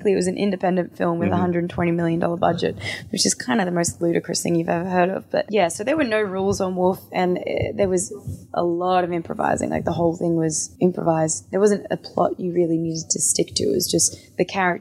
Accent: Australia; me being Australian

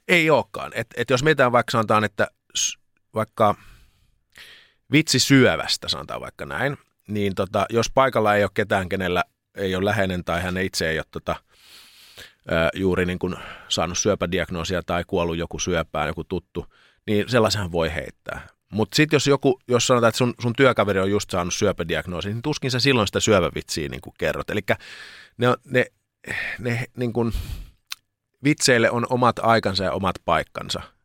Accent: Lappeenranta, South Karelia, Finland; moved away as an adult; kun muutin Lappeenrannasta sitten opiskelemaan

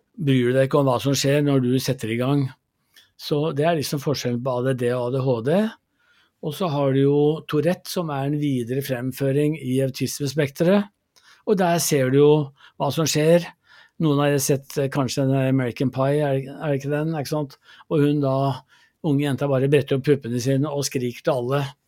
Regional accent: Gjøvik, Innlandet, Norway; jeg vokste opp i Gjøvik

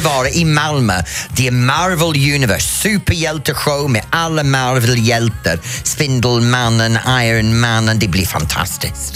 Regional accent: England, United Kingdom; Swedish is a second language; now in Sweden; Jag är engelsman

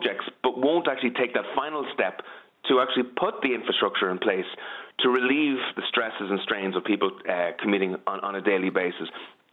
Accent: County Meath, Ireland; I'm obviously from Meath

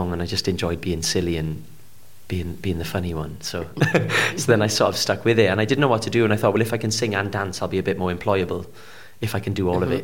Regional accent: Port Talbot, Wales, United Kingdom; I'm from Port Talbot, which is sort of known for either its steel or its actors

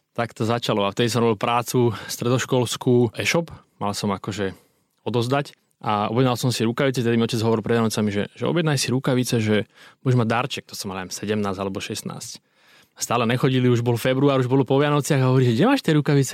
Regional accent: Krajné, Trenčín Region, Slovakia; also born or lived in Piešťany; now in Stará Turá, Slovakia; v Piešanoch som chodil do školy, teraz žijem v Starej Turej, ale pochádzam z krajného, malá dedinka mm-hmm. pri Mijave.

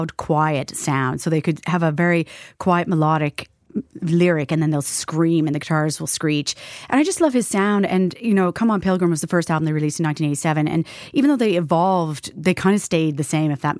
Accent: Canada; moved away as an adult; now in Ireland

